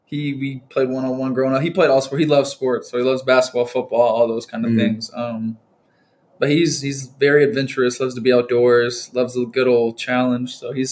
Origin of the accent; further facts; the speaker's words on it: Orlando, Florida, United States; moved away as an adult; now in Blacksburg, United States; I grew up in Orlando, Florida for 18 years.